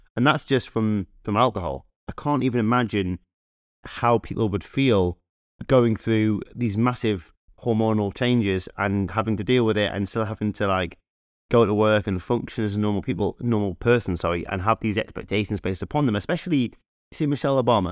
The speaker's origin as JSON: {"language": "English", "town": "Newcastle upon Tyne", "region": "North East England", "country": "United Kingdom", "tie": "born or raised there", "said": "we, we grew up in Newcastle"}